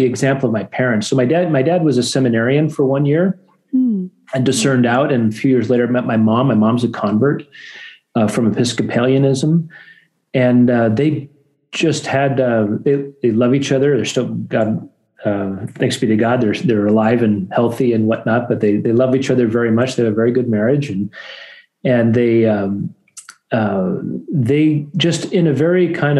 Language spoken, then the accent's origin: English; Corvallis, Oregon, United States; also born or lived in San Diego; I grew up in Corvallis.